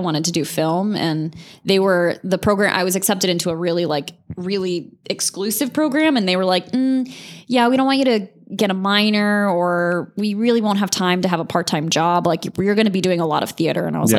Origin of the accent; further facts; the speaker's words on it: Azores, Portugal; born there; also born or lived in Charleston / Connecticut / Sardinia / New Hampshire; My dad was in the Navy. So I was born in the Azores off of Portugal. And then I lived in, Charleston, South Carolina, Connecticut, Sardinia, Italy, and then New Hampshire.